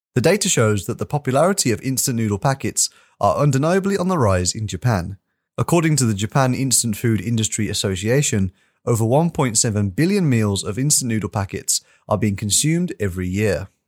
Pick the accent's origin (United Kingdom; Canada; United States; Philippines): United Kingdom; me as a British person